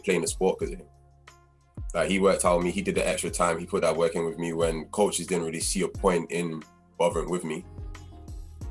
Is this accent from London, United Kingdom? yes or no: no; Manchester, North West England, United Kingdom; moved away as an adult; I'm Nigerian at heart. And yeah, so from Manchester, I actually started out at Manchester Magics when I was 13.